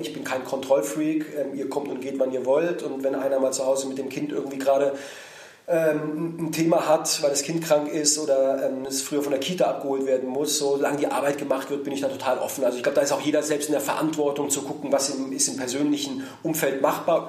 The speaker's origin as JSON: {"language": "German", "town": "Heidelberg", "region": "Baden-Württemberg", "country": "Germany", "tie": "born or raised there", "also_born_or_lived": "Berlin", "said": "in die Heimat fahre, da wo ich herkomme, wo ich aufgewachsen bin"}